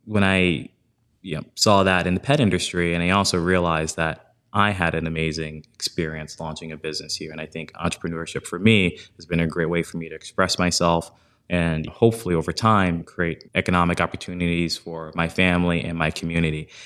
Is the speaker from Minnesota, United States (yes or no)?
no; New Orleans, Louisiana, United States; moved away; also born or lived in New York; I grew up in New Orleans, single parent household